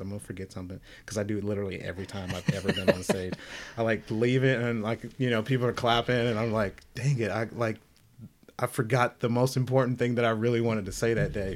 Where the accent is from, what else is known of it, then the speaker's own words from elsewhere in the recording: the South, United States; I'm from the South, black, deep spiritual roots in my family